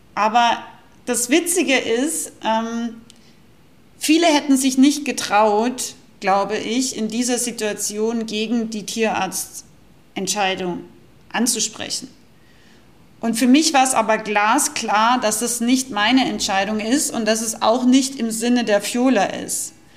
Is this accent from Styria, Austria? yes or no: no; Rauris, Salzburg, Austria; Ich komme aus Österreich, ich bin aus dem Pinzgau. ich komme aus dem wildesten Alpendorf ungefähr, Rauris